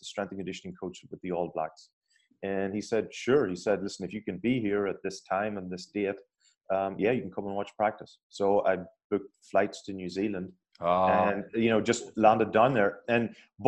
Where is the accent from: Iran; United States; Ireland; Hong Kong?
Ireland; being Irish